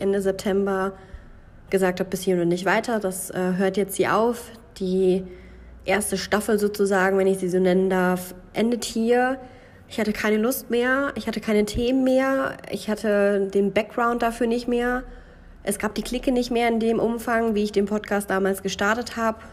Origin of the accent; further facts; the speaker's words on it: Münsterland, North Rhine-Westphalia, Germany; moved away as an adult; now in Switzerland; das Münsterland noch eine Rolle spielen. Es bleibt nicht aus, es ist meine Heimat